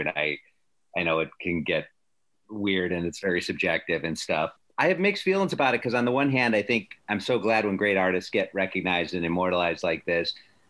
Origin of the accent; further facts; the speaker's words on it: Palatine, Illinois, United States; No, I'm from Palatine.